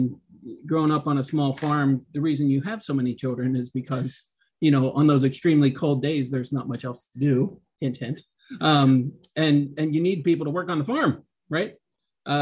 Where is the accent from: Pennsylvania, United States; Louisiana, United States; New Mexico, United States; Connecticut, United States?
Pennsylvania, United States; Western; I grew up in Western PA on a small farm, about 57 acres.